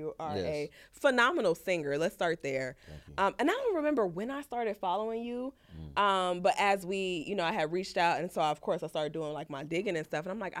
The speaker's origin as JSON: {"language": "English", "country": "Jamaica", "said": "I'm Jamaican, so that's my shit."}